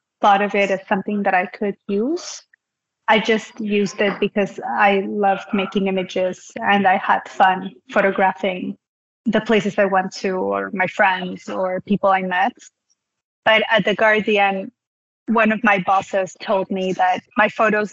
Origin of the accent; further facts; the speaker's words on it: Peru; I'm from Peru